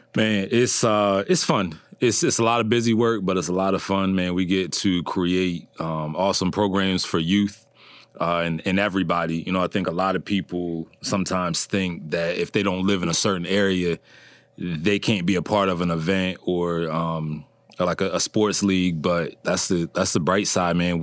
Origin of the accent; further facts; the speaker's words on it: Berlin, Maryland, United States; originally from, uh, Berlin, Maryland